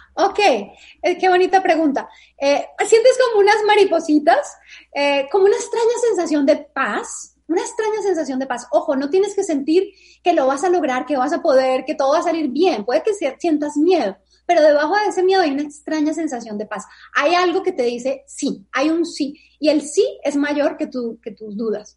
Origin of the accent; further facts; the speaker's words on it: Bogotá, Colombia; moved away as an adult; Yo soy de Colombia, de Bogotá. Y cuando tenía 25 años, hace 20 años, decidí mudarme de país